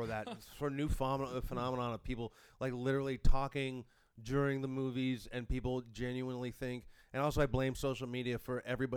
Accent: Toronto, Ontario, Canada; as someone who's born and raised in Toronto

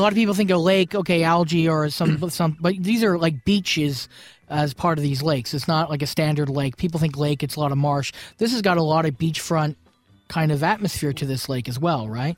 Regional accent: Brantford, Ontario, Canada; I'm originally from Brantford, and there, Brantford, Ontario

